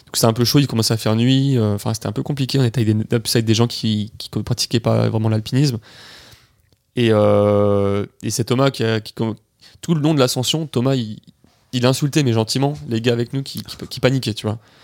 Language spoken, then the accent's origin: French; Nice, Provence-Alpes-Côte d'Azur, France; je suis niçois